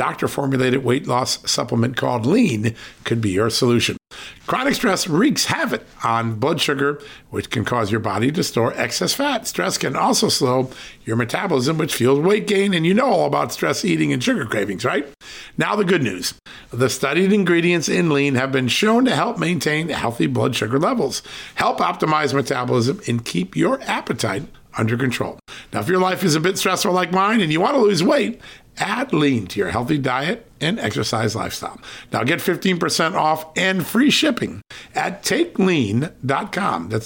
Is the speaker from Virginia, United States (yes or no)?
yes; Virginia, United States; my home state of Virginia